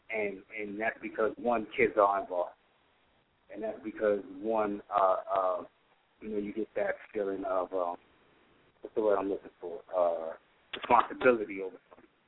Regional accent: New York City, New York, United States; I'm from New York. She's in the Bronx. I'm in Brooklyn at the time.

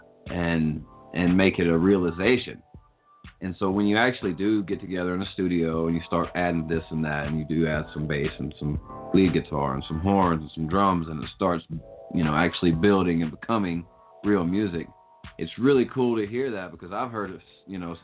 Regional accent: the South, United States; I grew up listening to it because I grew up in the South

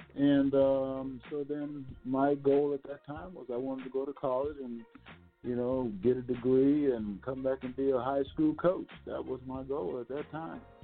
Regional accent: North Charleston, South Carolina, United States; I'm from North Charleston, South Carolina

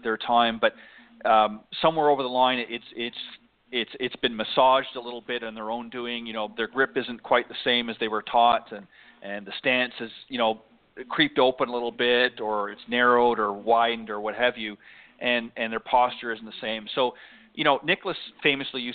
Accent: Canada; moved away; I'm actually originally from Canada

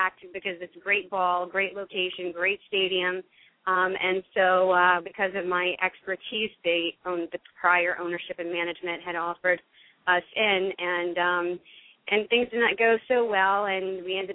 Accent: near Baton Rouge, Louisiana, United States; moved away as an adult; also born or lived in Houma, Louisiana; now in New Jersey, United States; I am from Louisiana and originally from Houma, and I had grew up mostly near Baton Rouge

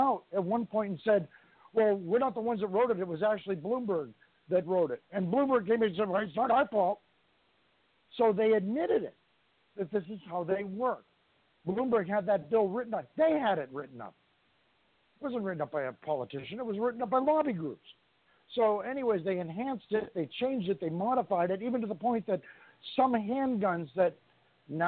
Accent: New York, United States; I'm from New York State

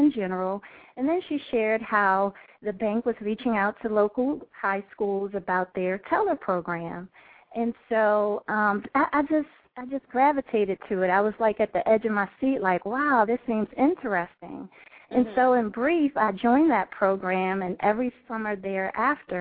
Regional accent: Washington, District of Columbia, United States; I was born and raised in the Washington, D.C. area

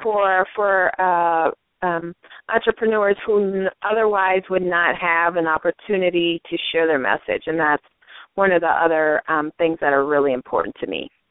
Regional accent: St. Paul, Minnesota, United States; moved away as an adult; now in Los Angeles, United States; I am from the Twin Cities, St. Paul, Minnesota

